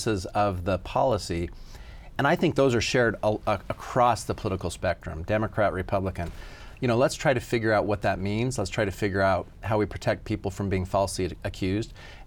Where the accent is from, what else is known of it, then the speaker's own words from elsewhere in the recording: Declo, Idaho, United States; a little town like mine, I'm from Declo